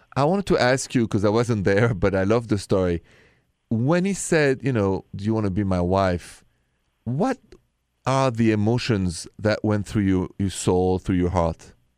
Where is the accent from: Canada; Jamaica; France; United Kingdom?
France; accent: French; English is a second language; moved away; The accent is French